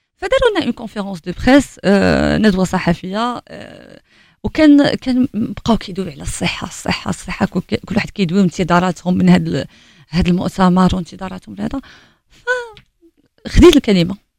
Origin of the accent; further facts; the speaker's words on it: Morocco; راني مغربي